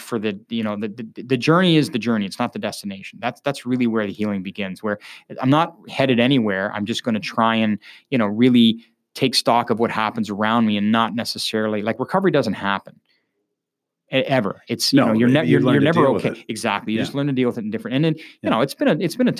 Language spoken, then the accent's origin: English; Kingston, Ontario, Canada; I'm from Kingston